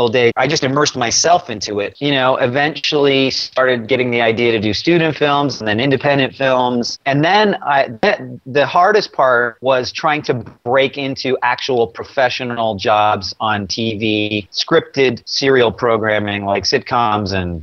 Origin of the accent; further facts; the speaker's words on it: Toronto, Ontario, Canada; moved away as an adult; now in United States; I was born in Toronto and grew up most of my life there, you know, till my early 20s